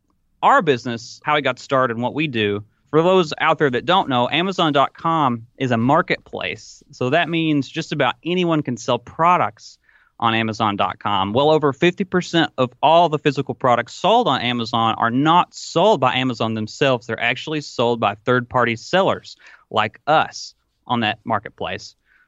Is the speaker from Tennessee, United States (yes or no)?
yes; Arthur, Tennessee, United States; now in Corbett, United States; I'm 27 years old. If you can't tell by the way that I talk, I'm from Arthur, Tennessee. Currently reside in Corbett, Kentucky, where our business operates.